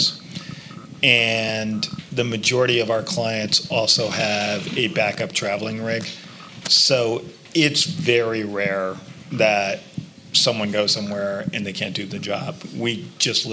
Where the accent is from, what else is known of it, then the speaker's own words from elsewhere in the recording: New York City, New York, United States; being a New Yorker